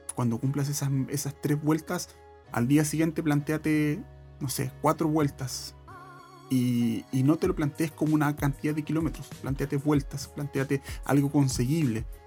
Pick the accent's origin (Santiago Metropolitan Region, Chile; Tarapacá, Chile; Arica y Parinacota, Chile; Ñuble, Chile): Santiago Metropolitan Region, Chile; Santiago; yo soy de Santiago